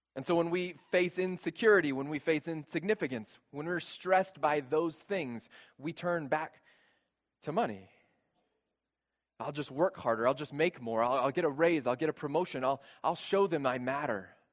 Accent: San Antonio, Texas, United States; moved away; I grew up Catholic in San Antonio, Texas

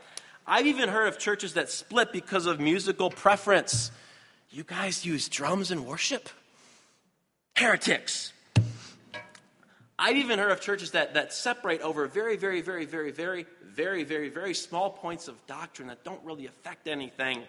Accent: Michigan, United States; I'm from Michigan

